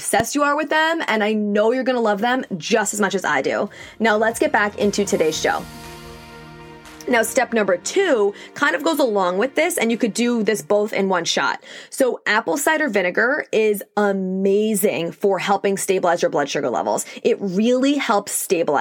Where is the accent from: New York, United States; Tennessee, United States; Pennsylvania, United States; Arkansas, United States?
New York, United States; accent: New York; I also live in the Northeast. I'm in New York, if you couldn't tell by my accent.